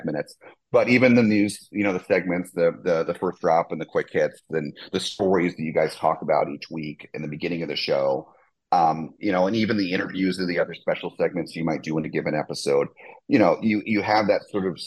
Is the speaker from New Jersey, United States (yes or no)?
yes; New Jersey, United States; I grew up in New Jersey.